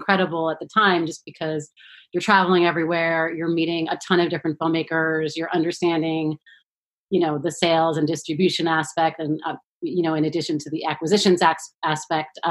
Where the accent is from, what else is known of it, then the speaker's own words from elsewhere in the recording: New York City, New York, United States; I grew up in New York City.